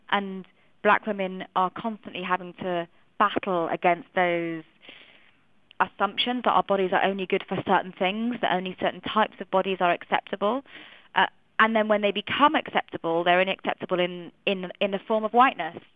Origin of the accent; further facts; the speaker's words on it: Manchester, North West England, United Kingdom; I grew up uh, a, a proud Eritrean, but I'm adopted, so I grew up in a white family. I grew up in Manchester, a very white city. I went to a very white school.